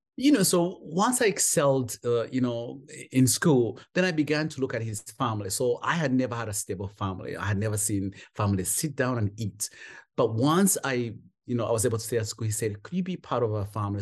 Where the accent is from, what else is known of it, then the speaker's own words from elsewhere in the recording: Kampala, Central Region, Uganda; moved away as an adult; also born or lived in England / Rwanda; now in North Carolina, United States; was a street kid for most of my years in Kampala